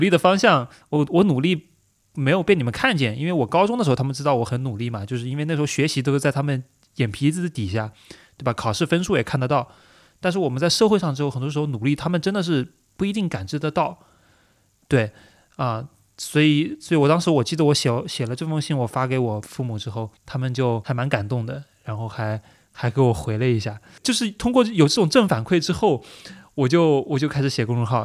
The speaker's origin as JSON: {"language": "Chinese", "region": "Anhui", "country": "China", "tie": "born or raised there", "moved": "yes", "said": "我们安徽老家"}